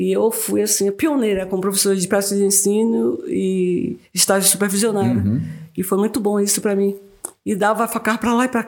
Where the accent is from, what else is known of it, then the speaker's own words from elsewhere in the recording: Quaraci, Bahia, Brazil; moved away as an adult; now in Vale do Capão, Brazil; Sou do sul da Bahia, de Quaraci